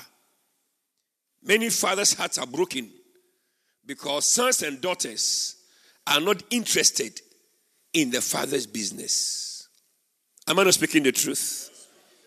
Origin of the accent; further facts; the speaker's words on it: Winneba, Central Region, Ghana; moved away; I went to my hometown, Winneba